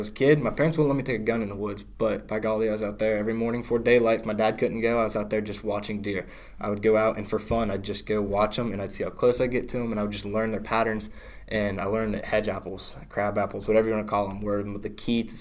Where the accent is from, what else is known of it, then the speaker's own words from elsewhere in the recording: Marietta, Ohio, United States; I'm from Marietta technically, but I'm closer to Belpre